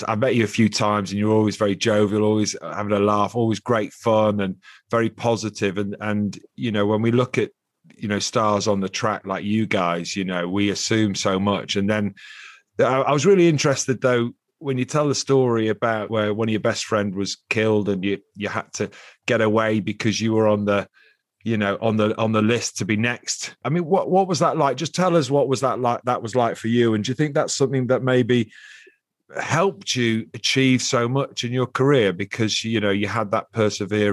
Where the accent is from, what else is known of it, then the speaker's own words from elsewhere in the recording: Liverpool, North West England, United Kingdom; I grew up in Liverpool